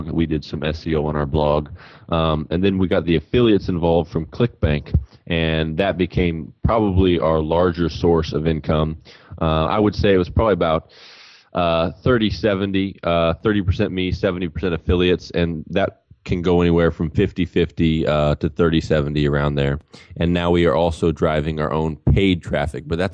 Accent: Missouri, United States; moved away as an adult; also born or lived in Utah / Peru / Philippines; I am from Missouri, was born and raised kind of outside in the country in Missouri

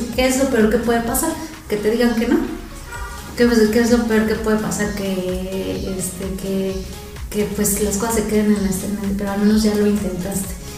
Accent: Mexico City, Mexico; yo soy de la Ciudad de México

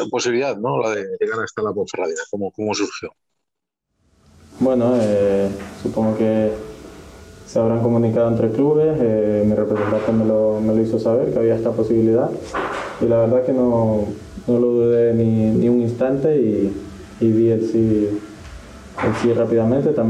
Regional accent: Ecuador; Yo cada vez que me preguntan de dónde soy, digo que soy de Ecuador. La última selección con la que jugué fue la ecuatoriana sub-20

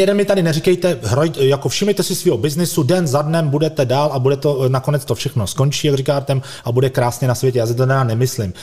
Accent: Prague, Czechia; my jako Pražáci

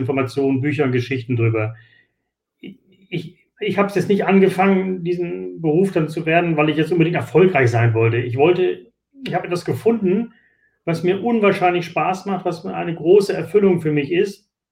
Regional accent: Hamburg, Germany; Ich, ich komme aus Hamburg

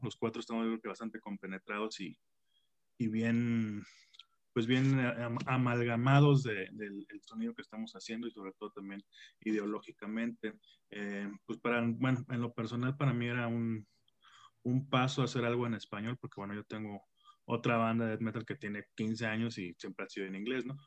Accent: Tampico, Tamaulipas, Mexico; moved away as an adult; now in Mexico City, Mexico; yo soy de Tampico

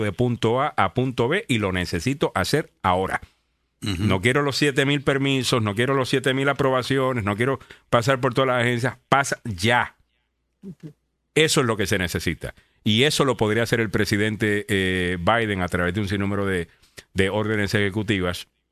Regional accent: Cayey, Puerto Rico; yo soy de Calle, que es más campo.

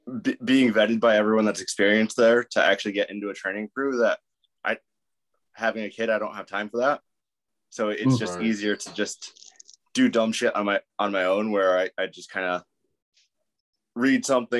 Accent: Connecticut, United States; Yeah, so I'm up in northern Connecticut. I'm like half hour from Lightning Fitness.

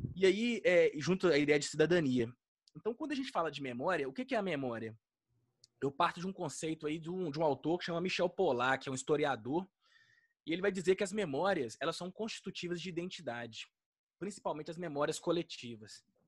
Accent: Minas Gerais, Brazil; eu sou mineiro

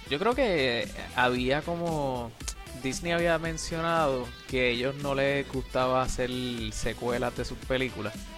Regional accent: Puerto Rico; moved away as an adult; also born or lived in Mayagüez, Puerto Rico / San Juan, Puerto Rico; now in United States; yo hasta que me fui de Puerto Rico

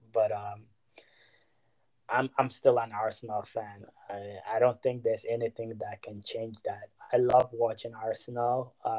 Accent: Ghana; To be honest, at such a young age, fell in love with the game growing up in Ghana.

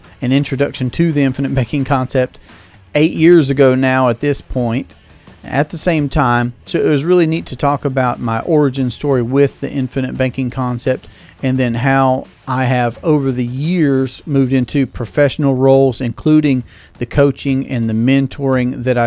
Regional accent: Tryon, North Carolina, United States; I'm from Tryon, North Carolina.

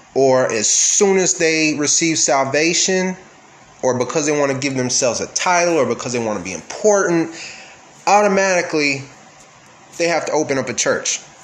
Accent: Texas, United States; I'm from Texas, so obviously I am a Christian.

